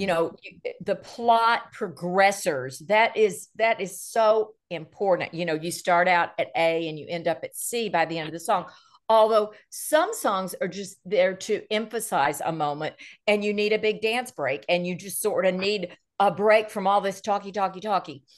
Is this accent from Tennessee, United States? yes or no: yes; Nashville, Tennessee, United States; I'm born and raised in Nashville, Tennessee.